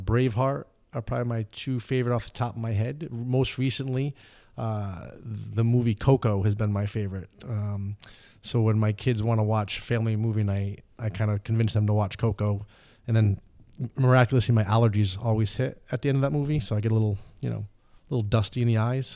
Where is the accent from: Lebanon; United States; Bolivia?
United States; Central Falls, Rhode Island; growing up in Central Falls